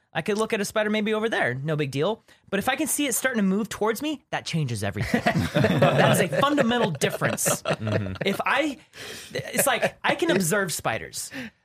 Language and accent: English; Louisiana, United States; So I used to think it was because I grew up in Louisiana and they have these banana spiders there